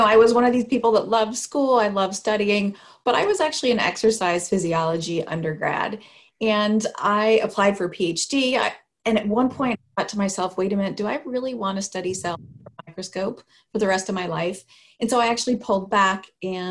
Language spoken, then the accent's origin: English; Sacramento, California, United States; I grew up in Sacramento, California